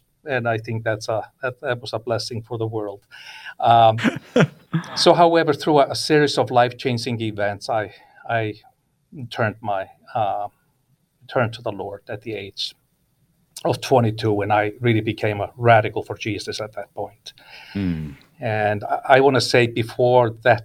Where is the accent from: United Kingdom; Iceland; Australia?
Iceland; English is a second language; moved away as an adult; now in California, United States; I was born and raised in Iceland